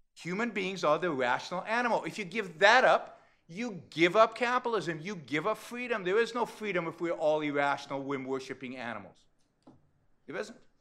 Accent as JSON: {"language": "English", "region": "California", "country": "United States", "said": "I come from California"}